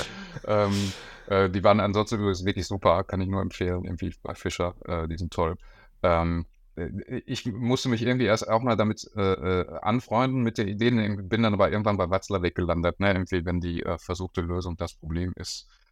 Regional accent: Bochum, North Rhine-Westphalia, Germany; now in Berlin, Germany; Ich bin Bochumer ähm, und habe äh, in Bochum auch meine äh, Psychologieausbildung gemacht an der Uni.

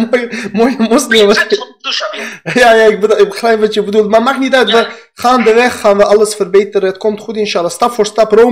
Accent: Afghanistan; now in Netherlands; Ik ben ook een Indo-Europeaan. Afghanen, wij Pashtunen.

